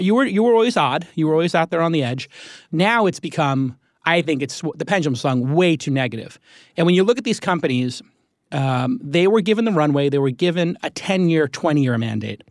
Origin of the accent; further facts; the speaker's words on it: New York, United States; I'm a New Yorker